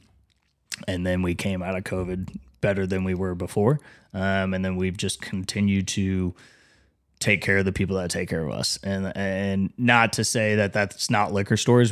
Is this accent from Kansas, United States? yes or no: yes; Wichita, Kansas, United States; moved away as an adult; also born or lived in Denver; I'm from Wichita